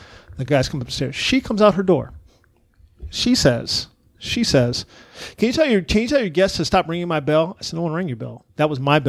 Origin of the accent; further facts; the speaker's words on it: Texas, United States; moved away; I grew up in Texas